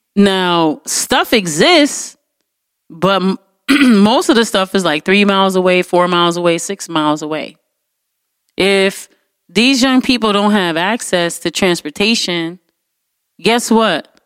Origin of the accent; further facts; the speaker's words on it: United States; as an American